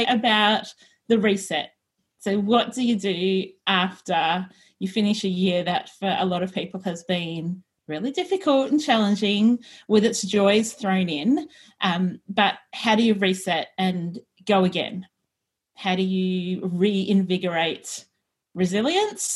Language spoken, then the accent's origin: English; Australia; we are two Aussie professional organisers and declutter coaches